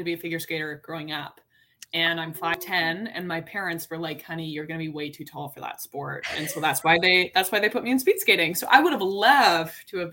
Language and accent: English; Calgary, Alberta, Canada; moved away as an adult; now in Toronto, Canada; I grew up in Calgary